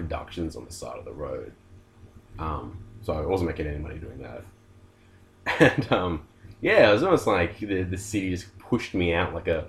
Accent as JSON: {"language": "English", "town": "Wollongong", "region": "New South Wales", "country": "Australia", "tie": "born or raised there", "said": "Yeah, I was born in Wollongong."}